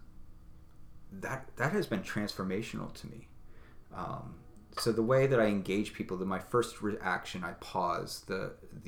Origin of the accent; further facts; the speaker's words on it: United States; me as an American, as a representative of this nation